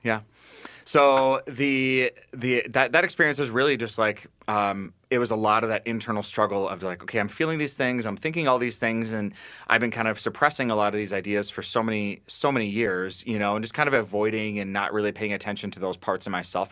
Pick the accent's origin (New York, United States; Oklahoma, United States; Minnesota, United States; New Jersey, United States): Minnesota, United States; Bloomington; I grew up in Bloomington, so not too far, and now I live in South Minneapolis